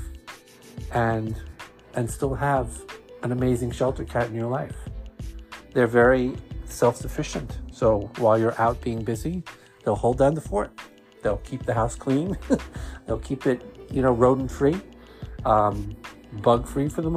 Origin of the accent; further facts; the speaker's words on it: New York City, New York, United States; accent: Brooklyn Jewish; my Brooklyn Jewish accent